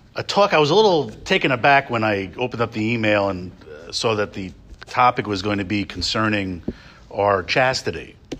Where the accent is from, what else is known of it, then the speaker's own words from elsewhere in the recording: New York area, United States; moved away as an adult; I grew up in the New York area, and I've spent most of my Salesian life outside the New York area.